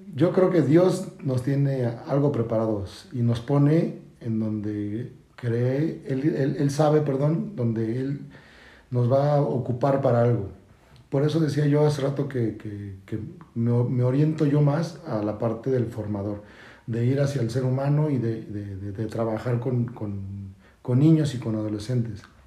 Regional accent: Mexico City, Mexico; moved away as an adult; now in Querétaro, Mexico; Soy nacido de la Ciudad de México y emigrado desde hace 14 años aquí en la ciudad de Querétaro

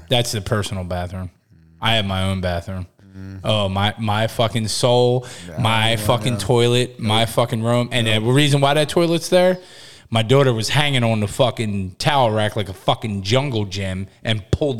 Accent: New Jersey, United States; I'm from Jersey, bro.

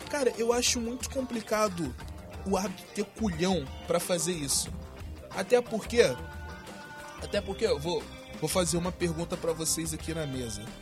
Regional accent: Brazil; A gente é brasileiro e a gente sabe que nós somos malandros, né?

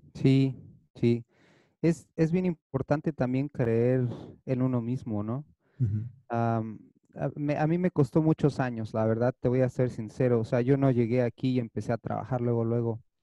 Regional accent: Toluca, State of Mexico, Mexico; moved away as an adult; now in Los Angeles, United States; yo crecí, nací, crecí en México, en Toluca estaba en México

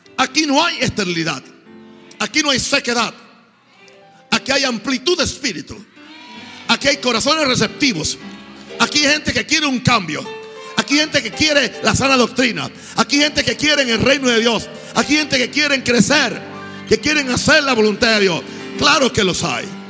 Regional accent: Puerto Rico; moved away; fui al pueblo donde yo nací

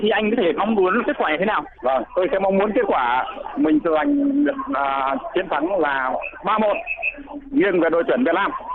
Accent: Cẩm Giàng, Hải Dương, Vietnam; vâng tôi à, à, đến à, từ Cẩm Giàng

